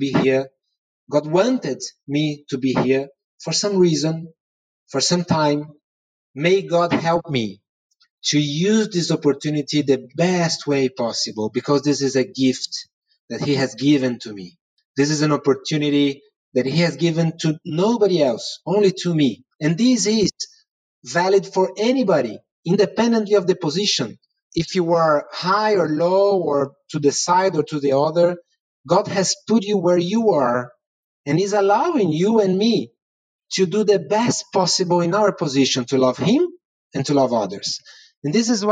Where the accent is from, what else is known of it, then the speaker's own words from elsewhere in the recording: Brazil; I'm from Brazil